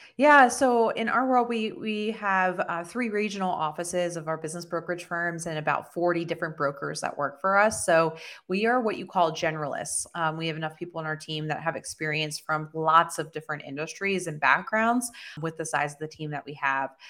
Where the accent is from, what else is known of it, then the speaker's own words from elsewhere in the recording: Southern New Jersey, United States; I actually was born and raised in Southern New Jersey